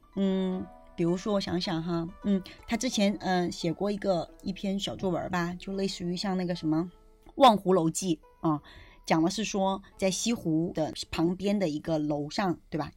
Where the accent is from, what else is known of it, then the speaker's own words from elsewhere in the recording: China; 我们中国人